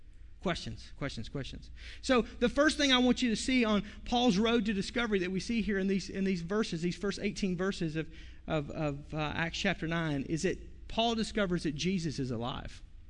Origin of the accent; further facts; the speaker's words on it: Fort Smith, Arkansas, United States; my hometown, Fort Smith, Arkansas